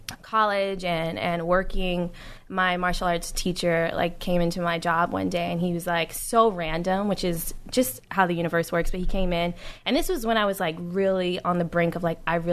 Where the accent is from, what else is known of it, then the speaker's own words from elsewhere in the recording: Oakland, California, United States; moved away as an adult; also born or lived in New York City; now in Los Angeles, United States; So, I'm from Oakland. I lived there until I was 20. Mm-hmm. Then I moved to New York City.